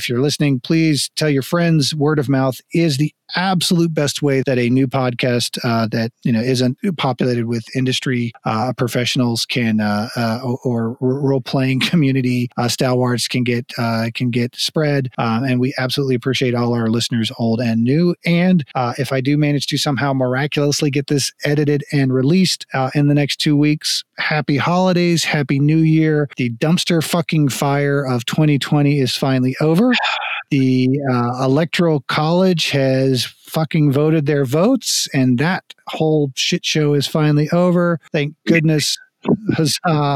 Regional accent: United States; also born or lived in Texas / Florida; growing up in Texas and Florida

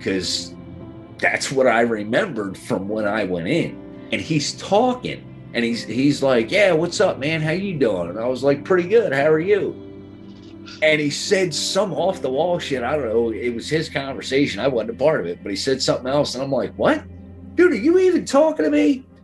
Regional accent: Dennisville, New Jersey, United States; I'm from here. I'm a local. I grew up in Dennisville.

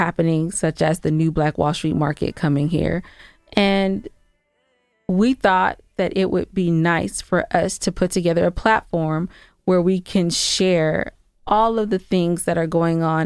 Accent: San Gabriel Valley, California, United States; moved away as an adult; also born or lived in Inglewood, California / Inland Empire, California / Atlanta area, Georgia; now in Georgia, United States; I'm actually from California. I was born in Inglewood. I was raised in the San Gabriel Valley.

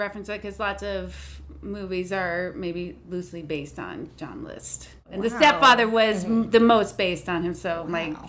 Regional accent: New Jersey, United States; I grew up in Jersey.

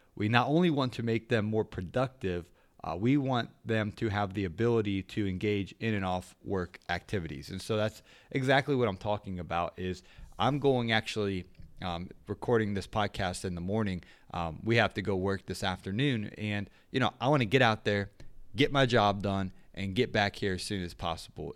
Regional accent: Ohio, United States; moved away; I'm originally from Ohio

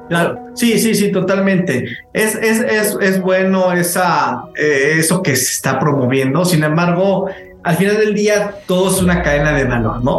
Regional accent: Mexico

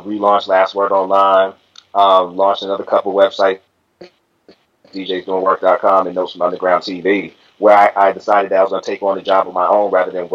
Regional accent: Boston, Massachusetts, United States; My hometown's Boston, Massachusetts.

